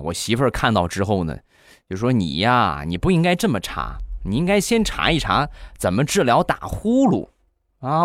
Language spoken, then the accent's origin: Chinese; Rizhao, Shandong, China; 还有我们家乡特产日照绿茶也有